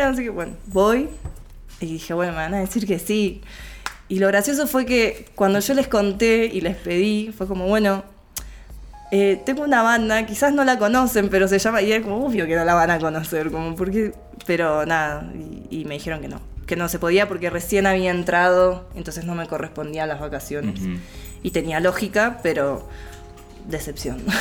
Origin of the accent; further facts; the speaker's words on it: Neuquén, Argentina; now in Buenos Aires, Argentina; yo soy de Neuquén